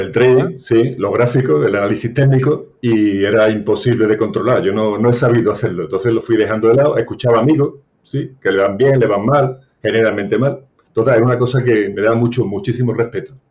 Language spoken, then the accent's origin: Spanish; Seville, Andalusia, Spain; soy de Sevilla